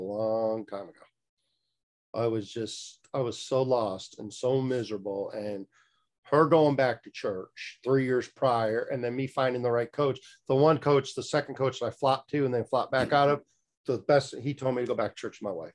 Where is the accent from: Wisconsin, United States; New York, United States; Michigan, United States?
Michigan, United States; moved away as an adult; also born or lived in South Florida; now in Fort Pierce, United States; I was born and raised in Michigan